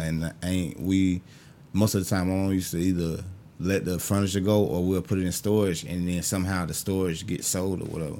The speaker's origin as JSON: {"language": "English", "town": "Augusta", "region": "Georgia", "country": "United States", "also_born_or_lived": "Jacksonville, Florida", "said": "I'm from Augusta, Georgia."}